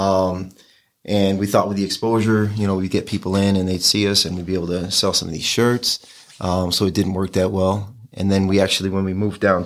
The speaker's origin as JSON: {"language": "English", "town": "Batavia", "region": "New York", "country": "United States", "tie": "born or raised there", "said": "I grew up on School Street"}